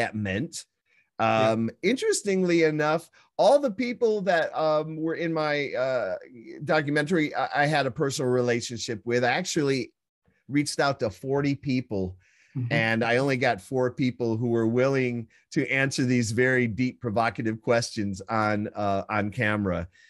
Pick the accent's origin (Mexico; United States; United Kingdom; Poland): United States; Midwest; I was born and raised in the Midwest in a blue collar family